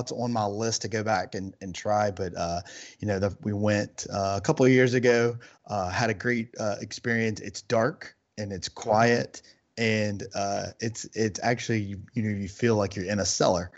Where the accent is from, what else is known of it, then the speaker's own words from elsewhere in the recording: Louisiana, United States; moved away as an adult; now in Arizona, United States; we're from Louisiana